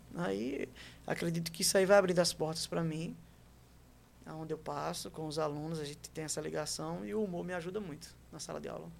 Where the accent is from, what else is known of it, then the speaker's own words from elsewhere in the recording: Maceió, Alagoas, Brazil; moved away as an adult; also born or lived in Santos, São Paulo / Penedo, Alagoas / João Pessoa, Paraíba; E com cinco anos de idade, mais ou menos, a gente chega em Alagoas. Penedo, Maceió, e aí eu fico em Maceió até meus 20 anos